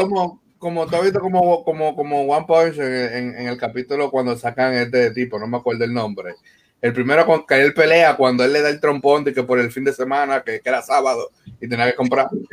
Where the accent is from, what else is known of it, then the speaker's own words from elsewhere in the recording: Dominican Republic; como dominicano